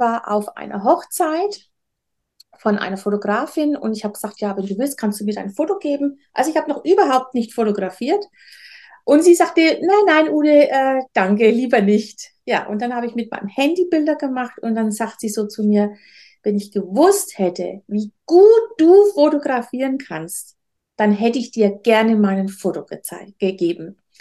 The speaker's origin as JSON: {"language": "German", "town": "Nuremberg", "region": "Bavaria", "country": "Germany", "tie": "born or raised there", "moved": "yes", "lives_now": "Rhön, Germany", "said": "Ich bin eigentlich in Nürnberg geboren"}